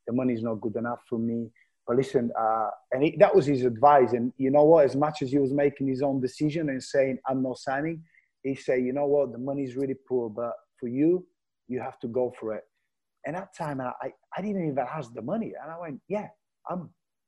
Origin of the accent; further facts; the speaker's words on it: Bulgaria; English is a second language; moved away as an adult; also born or lived in Glasgow; I'm moving from Bulgaria, different culture, no friends, no family